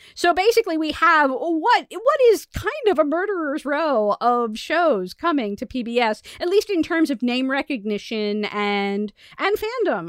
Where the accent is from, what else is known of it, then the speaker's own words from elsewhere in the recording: United States; as American